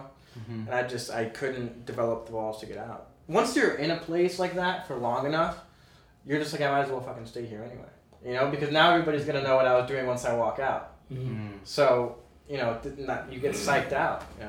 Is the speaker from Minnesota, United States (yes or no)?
no; Boston, Massachusetts, United States; moved away; I'm originally from Boston.